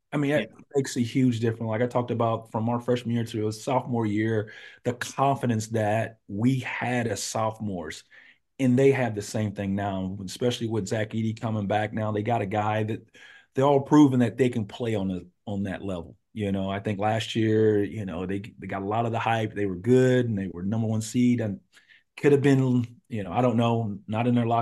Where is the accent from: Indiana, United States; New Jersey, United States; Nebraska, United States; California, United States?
Indiana, United States; Anderson; growing up in Anderson